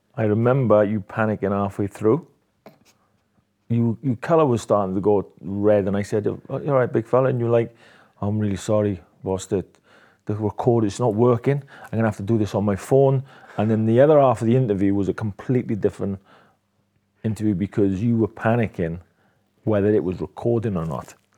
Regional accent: Swansea, Wales, United Kingdom; my hometown, Swansea

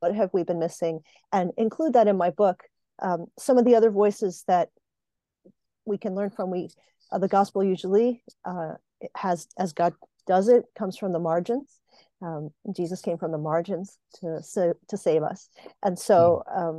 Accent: Puerto Rico; now in Pennsylvania, United States; I live in Pennsylvania in North America in the United States, and I was born on a colony in Puerto Rico

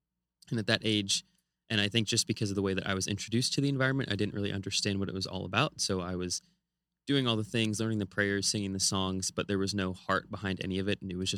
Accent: California, United States; So I grew up in California right next to Hollywood.

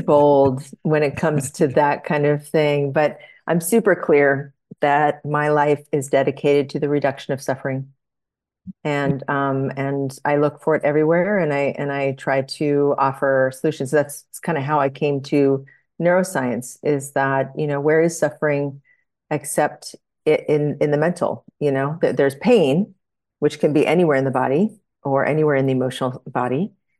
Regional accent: Iowa, United States; born there; So I was born in Iowa.

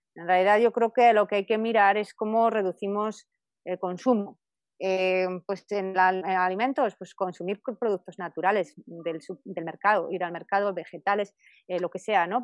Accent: Spain; moved away; allí en España, muy cerca de mi pueblo

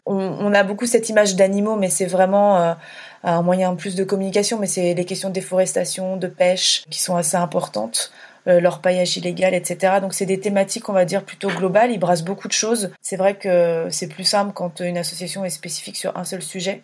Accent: Burgundy, Bourgogne-Franche-Comté, France; moved away as an adult; also born or lived in Paris region; je suis née en région parisienne, j'ai grandi euh, à la campagne en Bourgogne et je suis revenue à Paris quand j'avais à peu près 18 ans

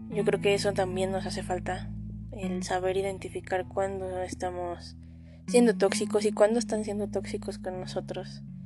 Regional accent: Mexico

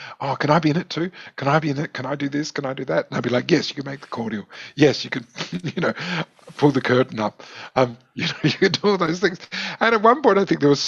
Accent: Adelaide, South Australia, Australia; the only thing that was available in Ross Trevor, where I grew up, was after school ballet classes.

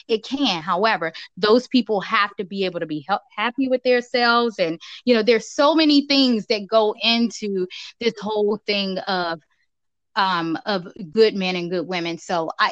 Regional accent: Washington, District of Columbia, United States; also born or lived in Virginia; me growing up in Southeast DC

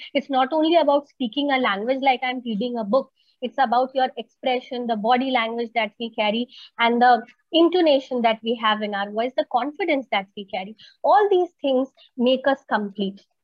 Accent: India; first language Hindi; English is a second language; we are from India, and we know that people are quite hesitant when it comes to English speaking because we have seen that Hindi is our mother tongue

